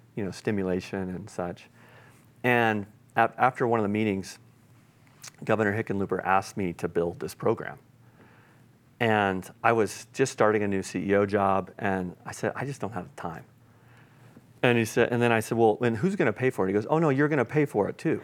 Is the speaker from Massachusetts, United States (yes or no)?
no; Granby, Colorado, United States; my hometown of, of Granby, Colorado